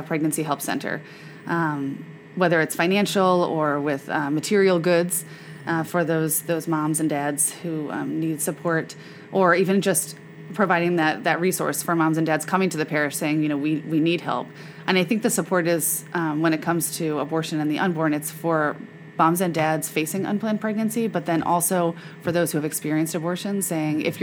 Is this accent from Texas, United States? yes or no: no; Memphis, Tennessee, United States; I grew up in Memphis where my mom was involved with Birthright of Memphis